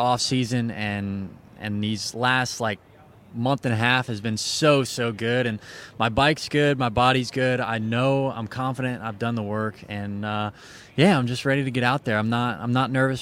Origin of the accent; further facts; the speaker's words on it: Ohio, United States; I'm just an Ohio boy